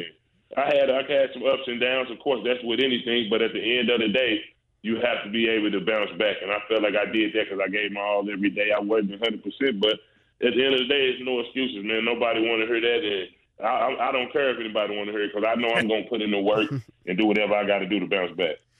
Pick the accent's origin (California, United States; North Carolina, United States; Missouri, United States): Missouri, United States; St. Louis; me being from St. Louis uh, and growing up in St. Louis, Missouri, man, and really being from the city